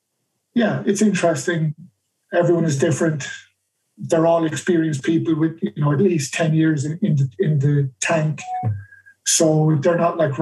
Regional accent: Ireland; moved away as an adult; also born or lived in United Kingdom; I'm Irish

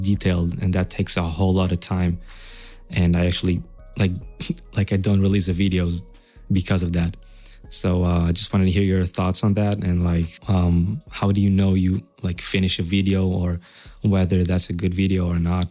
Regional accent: Israel; English is a second language; I'm from Israel

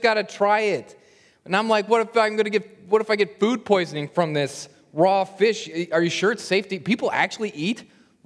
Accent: Lincoln, Nebraska, United States; I grew up in Lincoln, Nebraska

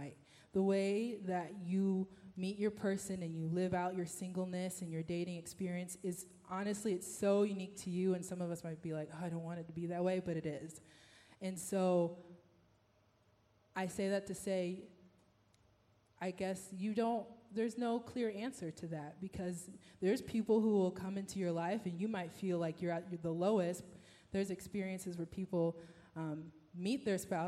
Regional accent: Houston, Texas, United States; moved away; I'm from Texas, from H-Town.

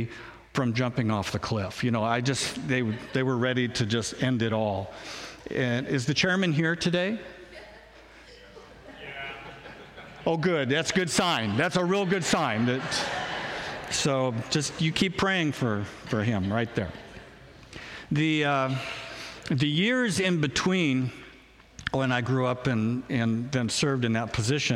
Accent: Spokane, Washington, United States; moved away as an adult; also born or lived in Portland; now in Grapeview, United States; I was born in Spokane. I'm a Northwest kid. I was raised in Spokane.

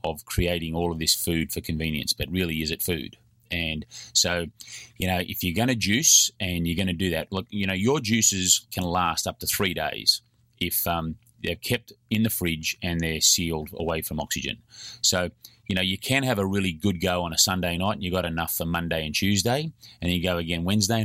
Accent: Australia; I'm an Australian.

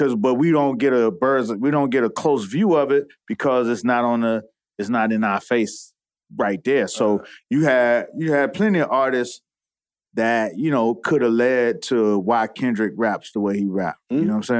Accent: Miami Gardens, Florida, United States; I grew up in Carroll City.

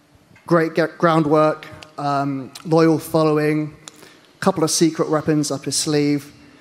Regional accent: United Kingdom; as a Brit

